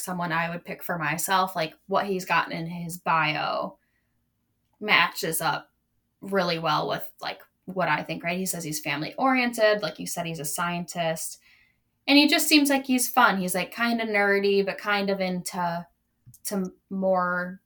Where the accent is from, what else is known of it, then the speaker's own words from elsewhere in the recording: Minnesota, United States; I'm from Minnesota.